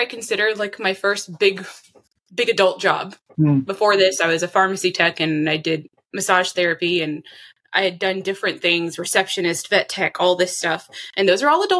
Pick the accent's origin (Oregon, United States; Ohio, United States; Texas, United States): Texas, United States; Austin; I was raised in Austin, Texas, and the surrounding areas by mostly my mother